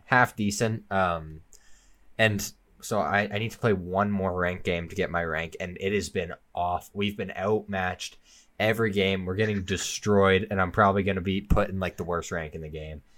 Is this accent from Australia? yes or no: no; Okotoks, Alberta, Canada; in my home, like, in Okotoks, in my hometown